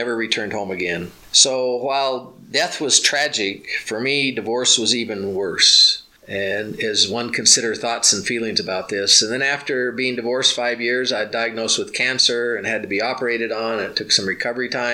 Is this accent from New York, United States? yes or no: no; Richland, Washington, United States; also born or lived in Libertyville, Illinois; I was born in Libertyville, Illinois, some 40 plus almost 30 years ago. I was raised in Richland, Washington